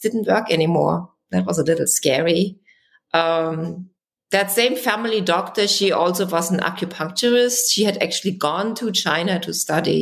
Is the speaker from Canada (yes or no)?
no; Germany; English is a second language; moved away; I grew up in Germany